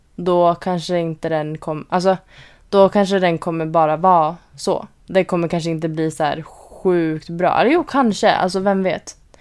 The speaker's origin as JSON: {"language": "Swedish", "country": "Sweden", "moved": "yes", "lives_now": "Orange County, United States", "said": "vi bor här som alltså svenskar"}